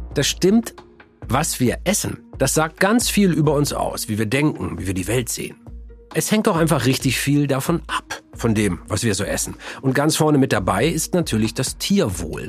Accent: Germany; hier bei uns in Deutschland

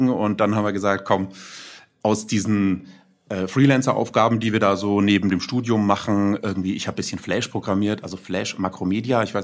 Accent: Nuremberg, Bavaria, Germany; freut mich sehr und dann auch als Nürnberger Digital-Urgestein bezeichnet zu werden.

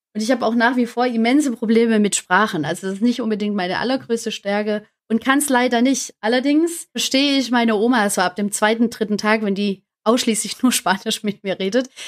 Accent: Stuttgart, Baden-Württemberg, Germany; komme aus Stuttgart, auch gebürtige Stuttgarterin

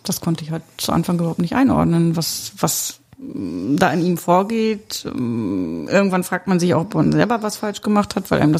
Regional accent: Mecklenburg-Vorpommern, Germany; ich hatte meine Heimat verlassen für meinen Ex-Mann und bin damals von Mecklenburg-Vorpommern nach Schleswig-Holstein gezogen.

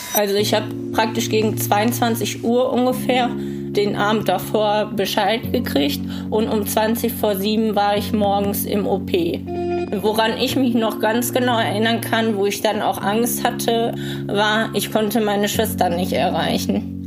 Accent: Hemer, North Rhine-Westphalia, Germany; ich komme aus Hema und ich bin 28 Jahre alt.

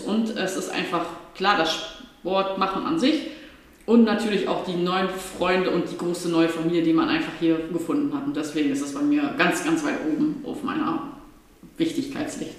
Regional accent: Osnabrück area, Lower Saxony, Germany; ich komme aus dem Rahmenschluss und dann mussten wir dreimal die Woche in Osnabrück zur portugiesischen Schule

